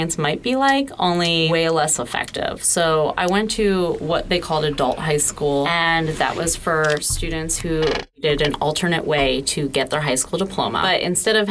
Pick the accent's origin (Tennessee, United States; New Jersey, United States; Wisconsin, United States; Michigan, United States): New Jersey, United States; Southern; moved away as an adult; now in Florida, United States; I'm from Southern New Jersey, and I moved to Florida with my then fiance